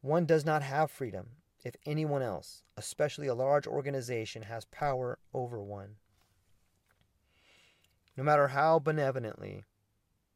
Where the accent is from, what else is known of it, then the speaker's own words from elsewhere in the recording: United States; also born or lived in Mexico; as an American